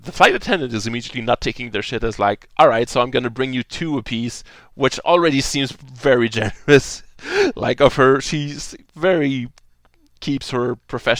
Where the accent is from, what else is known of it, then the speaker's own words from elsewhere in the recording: Canada; we're Canadian